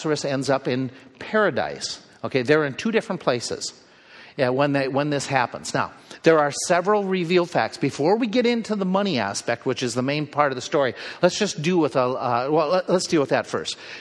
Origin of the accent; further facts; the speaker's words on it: United States; we Americans